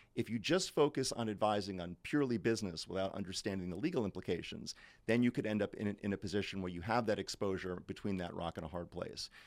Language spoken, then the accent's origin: English; United States; moved away as an adult; now in London, United Kingdom; as an American coming into the U K